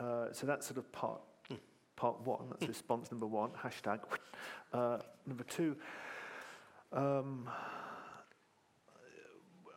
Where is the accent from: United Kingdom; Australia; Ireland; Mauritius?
United Kingdom; Malvern, West Midlands; I was a kid growing up in Malvern in Worcestershire